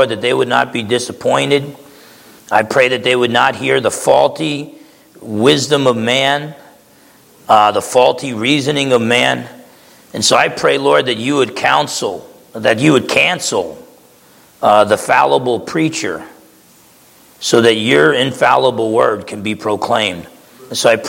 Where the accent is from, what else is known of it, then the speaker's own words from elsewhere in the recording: New Jersey, United States; I grew up in New Jersey